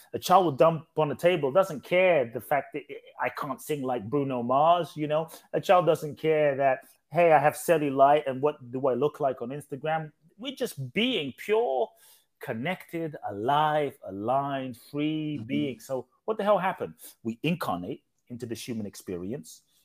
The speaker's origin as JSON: {"language": "English", "region": "London", "country": "United Kingdom", "tie": "born or raised there", "also_born_or_lived": "Ghana / Mexico", "moved": "yes", "lives_now": "United States", "said": "I grew up in London"}